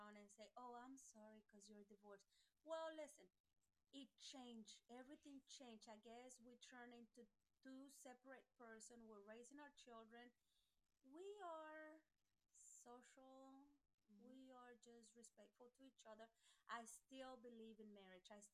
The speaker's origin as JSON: {"language": "English", "country": "Mexico", "tie": "born or raised there", "moved": "as an adult", "lives_now": "United States", "said": "I was born in Mexico. I was raised over there."}